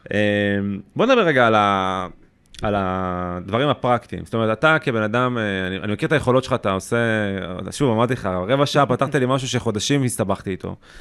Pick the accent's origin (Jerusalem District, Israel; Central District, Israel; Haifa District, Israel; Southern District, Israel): Southern District, Israel; Beersheba; גם אני מבאר שבע